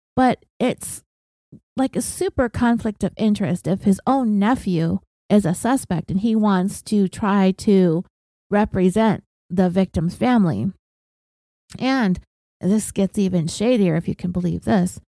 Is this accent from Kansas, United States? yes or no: no; California, United States; And I'm from California.